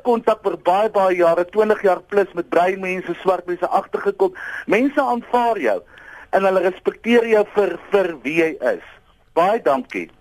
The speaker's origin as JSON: {"language": "Afrikaans", "country": "South Africa"}